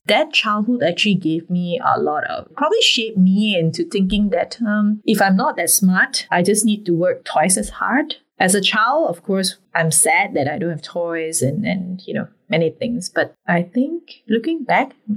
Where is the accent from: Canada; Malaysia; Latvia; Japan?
Malaysia; Penang; moved away as an adult; now in Singapore; I'm a Malaysian girl